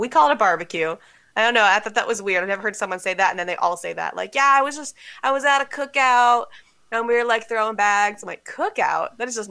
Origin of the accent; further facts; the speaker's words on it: Los Angeles, California, United States; now in Northern California, United States; I'm from Los Angeles, and then I live in Northern California now.